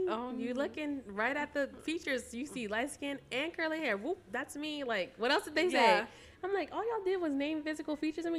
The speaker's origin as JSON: {"language": "English", "town": "Austin", "region": "Texas", "country": "United States", "moved": "as an adult", "lives_now": "Louisiana, United States", "said": "I'm from the Austin area."}